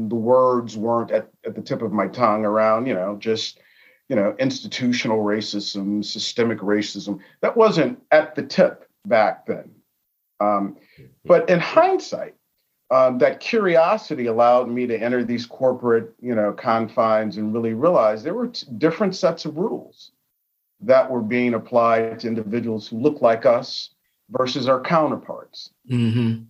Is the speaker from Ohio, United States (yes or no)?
no; Chicago, Illinois, United States; I grew up in Chicago. I grew up in Chicago in a community that at the time was highly diverse